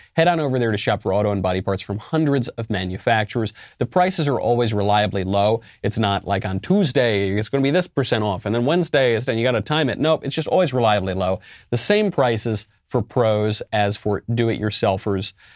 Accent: New York, United States; moved away; also born or lived in Los Angeles; I'm originally a New Yorker

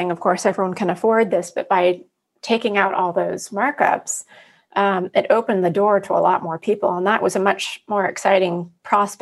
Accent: Pacific Northwest, United States; moved away as an adult; also born or lived in New York City; now in New York, United States; I was born and raised in the Pacific Northwest and moved to New York in college.

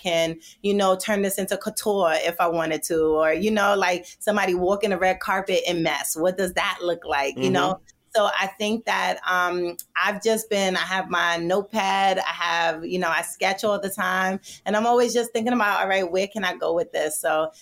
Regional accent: New York City, New York, United States; also born or lived in Jamaica; I am from Brooklyn. I was born in Jamaica.

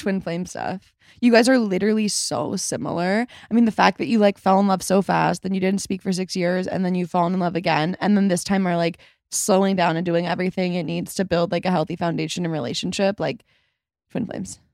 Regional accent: Chicago, Illinois, United States; I was born in Chicago, my whole family's from Chicago

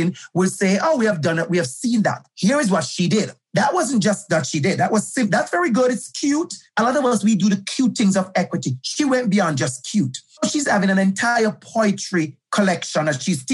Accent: Jamaica; moved away as an adult; now in Toronto, Canada; I'm from Jamaica, for the users who don't know, I'm originally from Jamaica

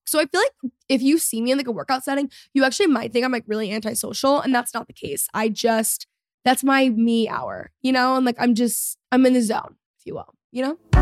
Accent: Texas, United States; I'm a Texan, you know, like, I grew up here.

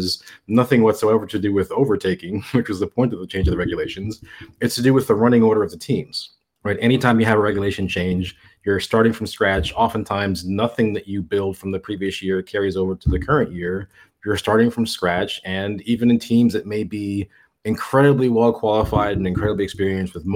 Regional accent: United States; being an American

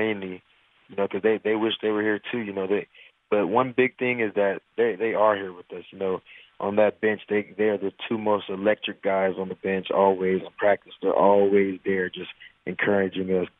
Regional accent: Texas, United States; I'm from Texas, so, you know, I had a lot of family there

